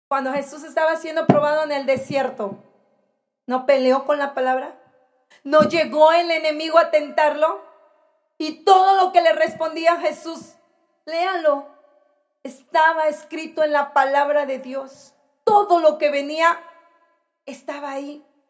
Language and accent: Spanish; Mexico; como mexicanos